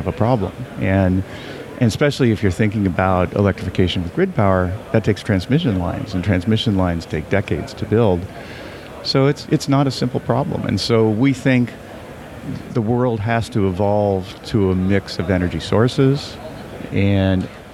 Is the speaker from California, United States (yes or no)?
yes; California, United States; I'm from California